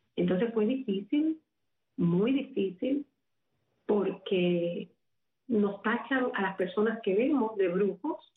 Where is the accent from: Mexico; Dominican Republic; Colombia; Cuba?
Cuba; Havana; moved away; nací en La Habana, en el seno de una familia muy, muy humilde, pero en el centro